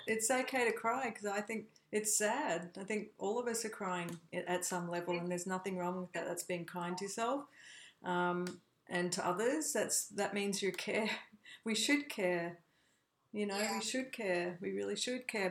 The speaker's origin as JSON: {"language": "English", "country": "Australia", "tie": "born or raised there", "also_born_or_lived": "United States", "moved": "as an adult", "said": "I was born in Australia, but I also became an American"}